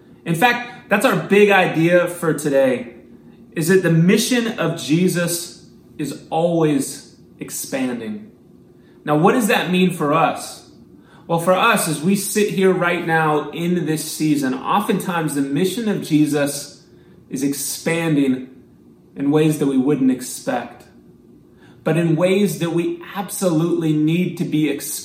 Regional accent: Missouri, United States; I grew up in Missouri, so I was not used to getting lost out in the woods like this on a mountain

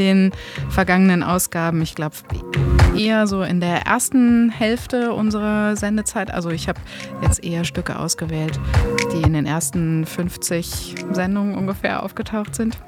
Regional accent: Hamburg, Germany; als Hamburger ist man da eben auch sehr patriotisch

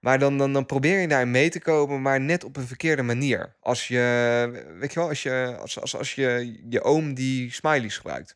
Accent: Netherlands; als Nederlanders

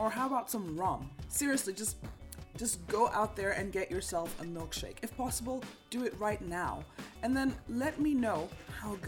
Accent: Kenya; moved away as an adult; now in Norway; a Kenyan who's grown up with a language like Swahili

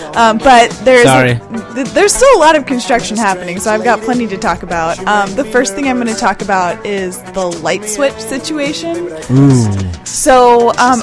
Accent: New Jersey, United States; I'm from New Jersey

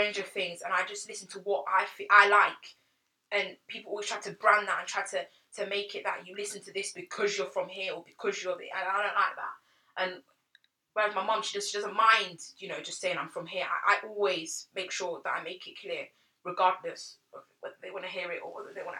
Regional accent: Côte d’Ivoire; I'm from Ivory Coast. Whatever, you know, that's half, I'm from Ivory Coast.

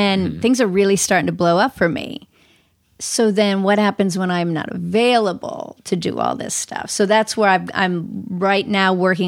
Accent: Orlando, Florida, United States; now in Los Angeles, United States; I'm from Orlando

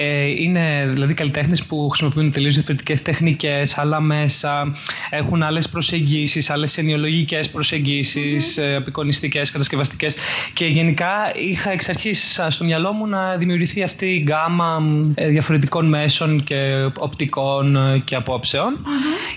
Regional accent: Athens, Attica, Greece; also born or lived in Volos; από Αθήνα. Ε, γεννήθηκα στην Αθήνα. Ε, μετακόμισα στο Βόλο στα 18 μου να σπουδάσω. Γύρισα πέρσι το 2018 από το Βόλο πάλι στην αθηνα

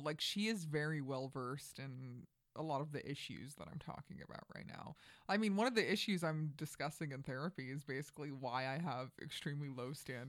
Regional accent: Flushing, New York, United States; now in New York, United States; Right. Yeah. No, I'm from Queens. I'm from Flushing. But my parents, my dad was from Williamsburg, Brooklyn, and my mm-hmm. mom was from the Bronx.

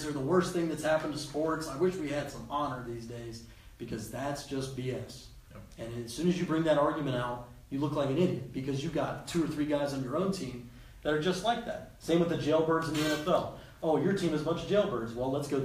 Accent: Cincinnati, Ohio, United States; we're from Cincinnati

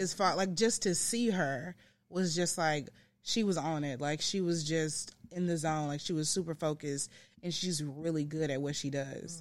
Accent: Memphis, Tennessee, United States; also born or lived in Blytheville, Arkansas / San Antonio, Texas; I came to Memphis when I was about seven.

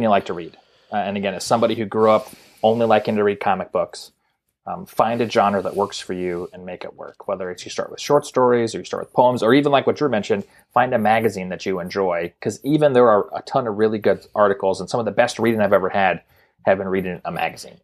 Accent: Montana, United States; growing up in Montana

